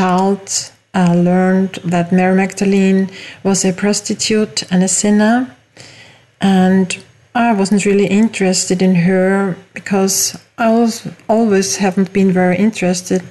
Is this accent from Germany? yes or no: no; Austria; English is a second language; also born or lived in Mallorca, Spain; As you hear from my accent, I didn't grow up in the USA, but in Europe, in Austria